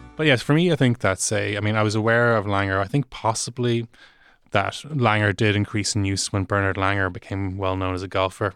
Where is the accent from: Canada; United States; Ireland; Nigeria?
Ireland; Dublin, Leinster; I am from Dublin, and and while I do have Cork cousins